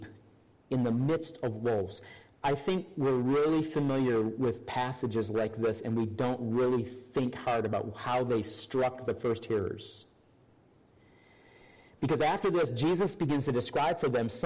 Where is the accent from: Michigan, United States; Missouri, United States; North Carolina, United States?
Michigan, United States; also born or lived in Minnesota; now in South Carolina, United States; I grew up in Michigan